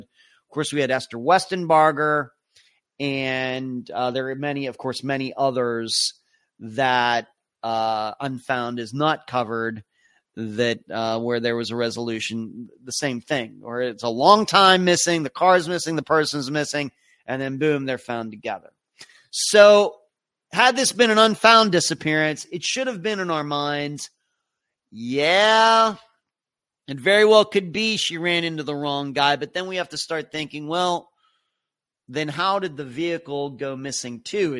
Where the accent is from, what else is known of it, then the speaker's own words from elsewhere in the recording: United States; as an American